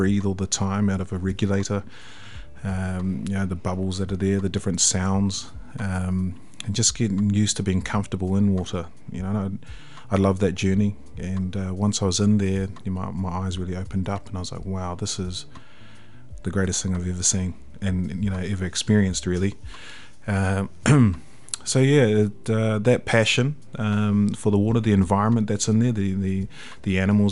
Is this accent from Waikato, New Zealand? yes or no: yes; Hamilton, Waikato, New Zealand; also born or lived in Tauranga; born in Tauranga but raised here in Hamilton in the Waikato.